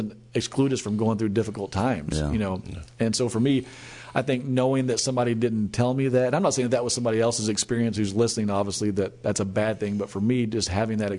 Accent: Nixa, Missouri, United States; also born or lived in Springfield, Missouri; now in Tulsa, United States; born and raised in Nixon, Missouri, which is right outside of Springfield or Branson

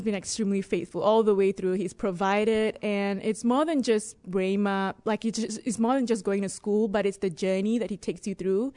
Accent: Singapore; moved away as an adult; also born or lived in Dubai; I was born in Singapore, and I lived in Dubai before this.

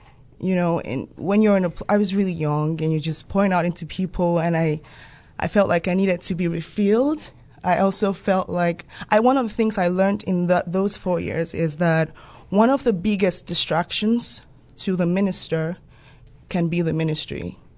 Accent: Nigeria; also born or lived in Gambia; I'm originally Nigerian, but I came into Rhema from the Gambia.

